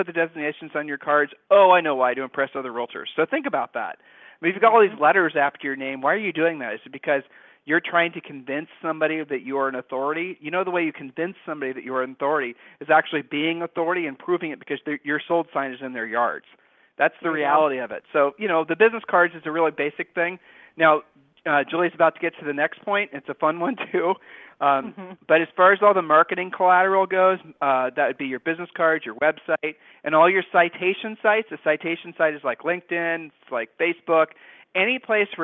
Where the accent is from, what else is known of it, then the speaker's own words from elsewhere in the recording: Ohio, United States; we're from Ohio